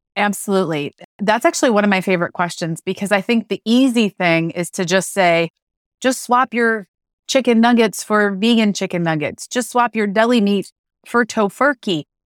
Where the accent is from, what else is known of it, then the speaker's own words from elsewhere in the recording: Western New York, United States; I grew up in Western New York